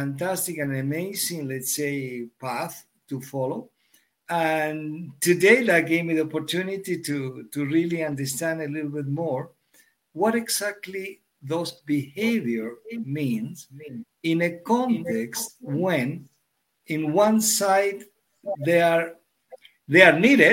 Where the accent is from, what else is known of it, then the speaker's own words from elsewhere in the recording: Argentina; moved away as an adult; also born or lived in Europe; I'm born and raised in Argentina